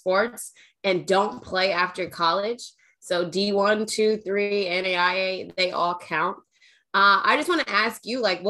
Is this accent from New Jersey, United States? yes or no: yes; Berlin, New Jersey, United States; I am from Berlin, New Jersey, small town, like right outside of Philly.